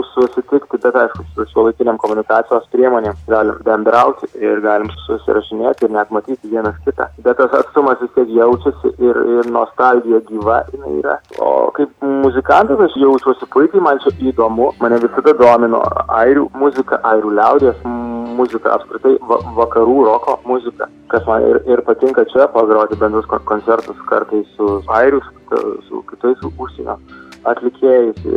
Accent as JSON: {"language": "Lithuanian", "country": "Lithuania", "tie": "born or raised there", "moved": "yes", "said": "Na, aš puikiai jaučiuosi, man labai smagu, aišku, grįžti į Lietuvą, į savo gimtą kraštą ir, ir groti saviems žmonėms, savo publikai"}